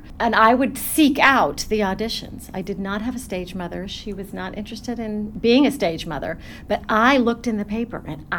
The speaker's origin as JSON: {"language": "English", "town": "Denver", "region": "Colorado", "country": "United States", "tie": "born or raised there", "said": "I was born and raised in Denver, Colorado. My family is a musical family."}